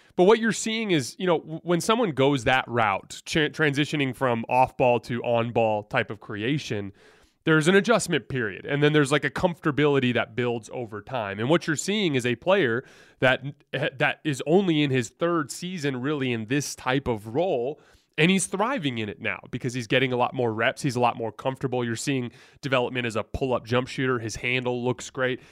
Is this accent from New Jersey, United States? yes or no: no; Tucson, Arizona, United States; I'm from Tucson, so I follow the Wildcats closely